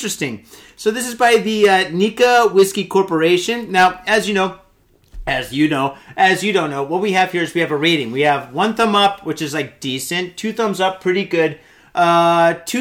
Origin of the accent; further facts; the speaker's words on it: Detroit, Michigan, United States; now in Tokyo, Japan; my hometown Detroit